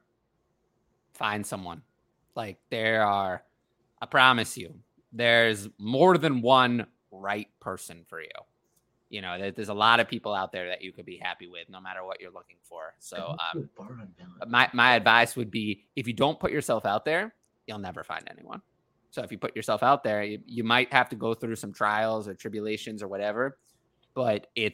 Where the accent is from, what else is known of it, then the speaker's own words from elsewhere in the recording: New York, United States; I'm from New York